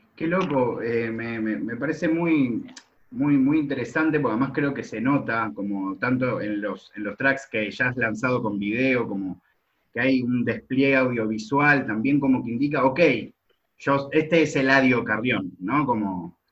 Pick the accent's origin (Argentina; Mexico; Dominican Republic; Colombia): Argentina; soy de Argentina